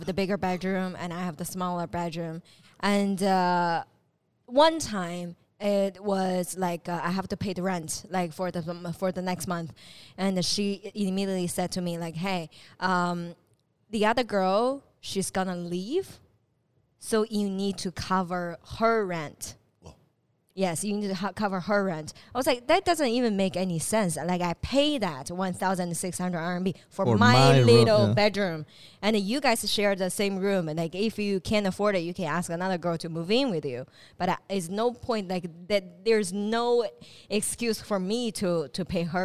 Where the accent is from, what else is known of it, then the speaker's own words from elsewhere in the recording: Dongbei, Northeast China, China; moved away as an adult; now in Shenzhen, China; I'm from Dongbei